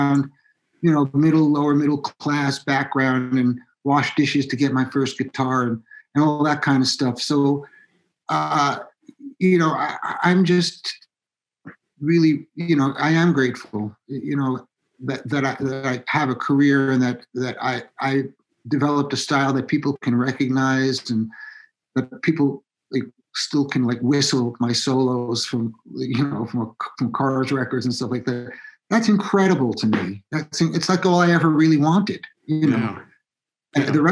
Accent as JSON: {"language": "English", "town": "Massapequa", "region": "New York", "country": "United States", "tie": "born or raised there", "said": "I grew up on the South Shore of Long Island in a town called Massapequa"}